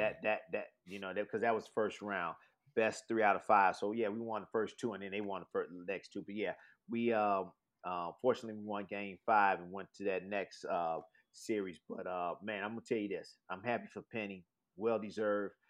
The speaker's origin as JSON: {"language": "English", "town": "Chicago", "region": "Illinois", "country": "United States", "said": "I'm from Chicago"}